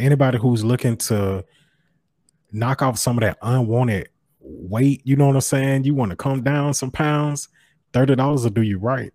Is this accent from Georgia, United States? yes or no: yes; Macon, Georgia, United States; growing up in Macon, Georgia